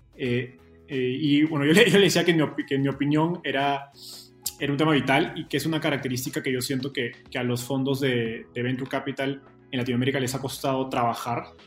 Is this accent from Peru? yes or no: yes; Peru; moved away as an adult; now in Mexico; yo soy peruano